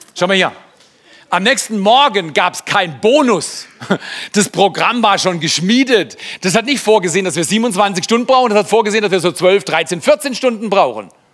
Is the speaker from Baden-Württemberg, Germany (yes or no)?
yes; Freiburg, Baden-Württemberg, Germany; ich komme aus Haslach, du nicht. Ich wäre gerne in Herdern geboren, aber ich bin Haslach groß geworden. Das ist die Loser-Gegend in Freiburg